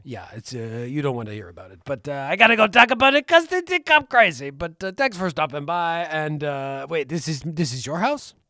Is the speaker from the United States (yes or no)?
no; the Maritimes, Canada; We grew up in Canada. We lived in Canada all our lives